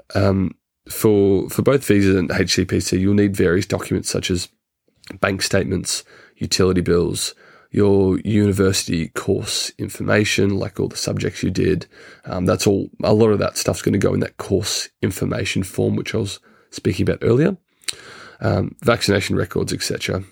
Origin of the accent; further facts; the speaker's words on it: Australia; moved away as an adult; now in United Kingdom; as an Australian citizen